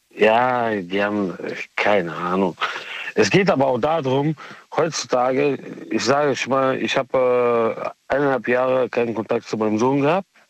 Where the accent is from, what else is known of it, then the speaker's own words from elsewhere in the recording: Moscow, Russia; now in Cologne, Germany; Ich bin äh, äh aus Moskau mit russischem äh, Migrationshintergrund